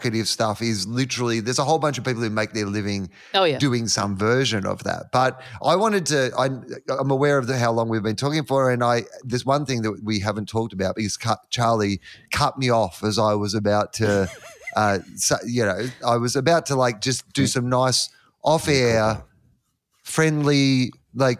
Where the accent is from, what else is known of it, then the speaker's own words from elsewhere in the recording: Australia; we're Australian men.